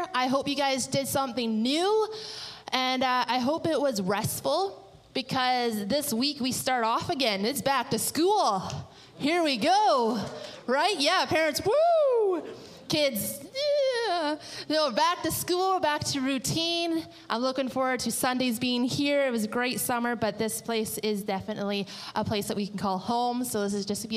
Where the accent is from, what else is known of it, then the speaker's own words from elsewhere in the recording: British Columbia, Canada; moved away; we are from British Columbia